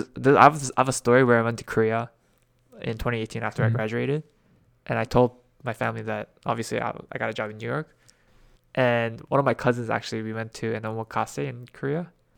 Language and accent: English; Canada; I'm happy that I grew up in Canada.